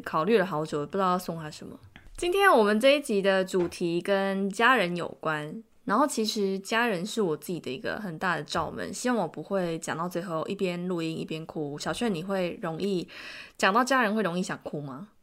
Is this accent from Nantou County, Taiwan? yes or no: no; Tainan, Taiwan; moved away as an adult; now in Seoul, South Korea; 过去十年这段时间好了，我待在韩国的时间大概是我待在台南时间的可能五倍以上